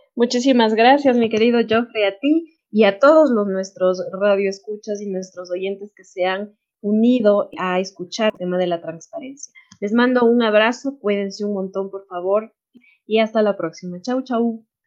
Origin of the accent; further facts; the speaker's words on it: Ecuador; Como ecuatorianos y sobre todo como jóvenes